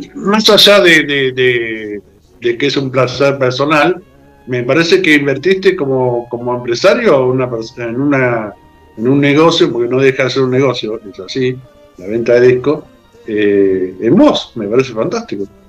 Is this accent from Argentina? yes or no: yes; Argentina; los argentinos somos un poco